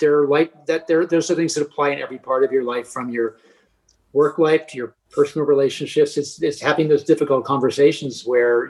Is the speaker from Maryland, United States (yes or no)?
yes; Baltimore, Maryland, United States; I grew up in Baltimore as a kid at the Baltimore Figure Skating Club